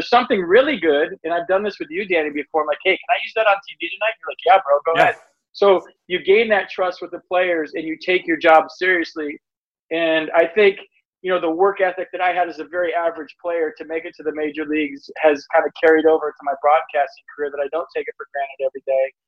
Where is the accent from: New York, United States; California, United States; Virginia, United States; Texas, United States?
California, United States; also born or lived in Michigan; I grew up in Michigan until I was 6 or 7, and then we moved to California